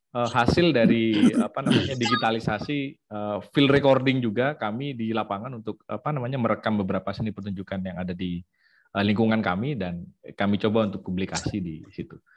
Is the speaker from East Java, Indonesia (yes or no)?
yes; Situbondo, East Java, Indonesia; also born or lived in Yogyakarta; saya lahir di Situbondo, Jawa Timur